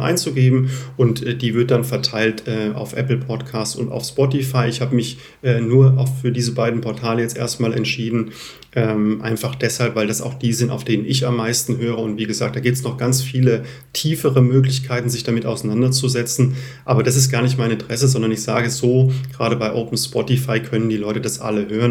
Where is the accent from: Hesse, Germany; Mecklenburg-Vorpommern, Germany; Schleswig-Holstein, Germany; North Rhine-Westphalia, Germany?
Hesse, Germany; Lich; also born or lived in Zurich / Munich; meiner Heimat äh, Lich